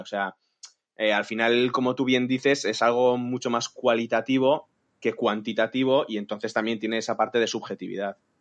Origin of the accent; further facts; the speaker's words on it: San Sebastián, Basque Country, Spain; moved away; yo soy de San Sebastián y yo quería volver a casa.